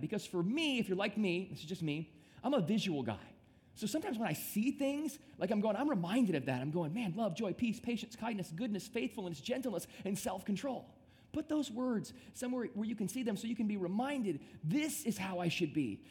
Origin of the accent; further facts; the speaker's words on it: Midwest, United States; now in South Florida, United States; I grew up in the Midwest and I came down to South Florida